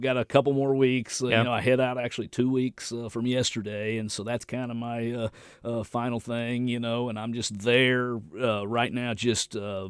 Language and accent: English; the South, United States; accent: southern country; that's one reason I'm able to do it with my southern country accent, is most everyone knows English.